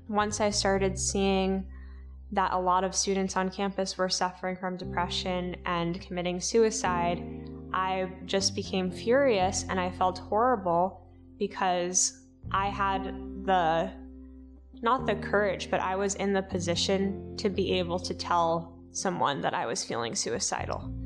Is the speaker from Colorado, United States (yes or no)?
no; New York City, New York, United States; I grew up in Staten Island, New York, my parents are first generation immigrants.